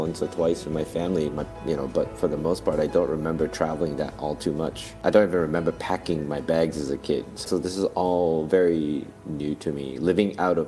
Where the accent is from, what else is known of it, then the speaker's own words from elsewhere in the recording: Malaysia; first language English; moved away as an adult; now in United States; as a kid growing up in Malaysia